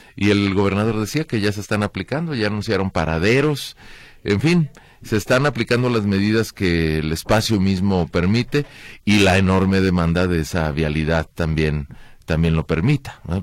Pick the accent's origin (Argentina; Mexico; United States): Mexico; Como mexicanos